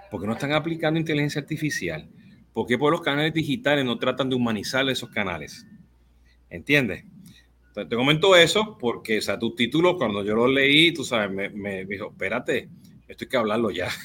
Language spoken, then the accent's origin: Spanish; Puerto Rico; Yo soy boricua